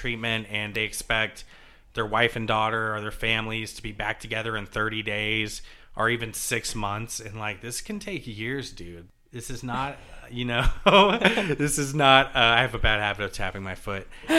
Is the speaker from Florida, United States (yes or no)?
yes; Jacksonville, Florida, United States; also born or lived in Savannah, Georgia; now in New Jersey, United States; I'm from Jacksonville, Florida, and Savannah, Georgia. Mm-hmm. I say from, like I said, I moved so much as a kid